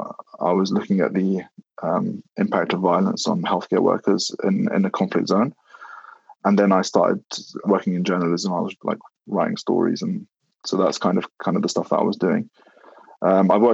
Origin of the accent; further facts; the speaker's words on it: United Kingdom; you grow up as almost like a in between cultures, like in the UK. You know, your parents obviously are immigrants, so they talk to you about Iraq all the time